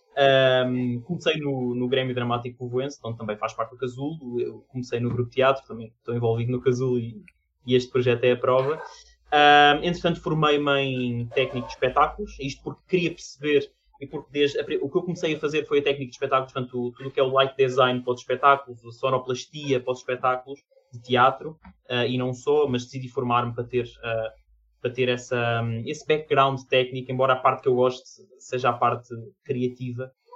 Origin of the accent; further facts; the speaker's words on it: Portugal; sou de Portugal, nasci em Portugal